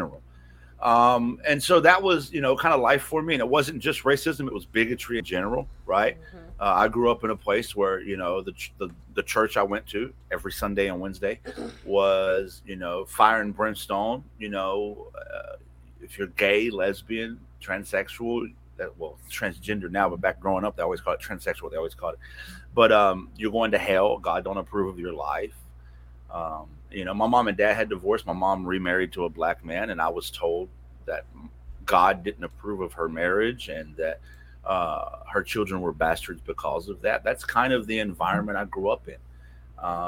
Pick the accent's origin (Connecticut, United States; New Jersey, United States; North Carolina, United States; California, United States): North Carolina, United States; Western; I'm from Western North Carolina, and there's a lot of small towns in Western North Carolina